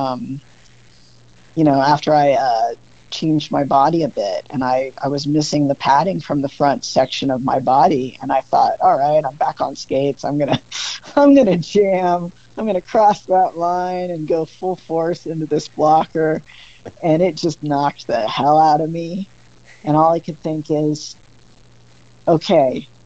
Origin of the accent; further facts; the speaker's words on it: Kansas, United States; I'm from Kansas.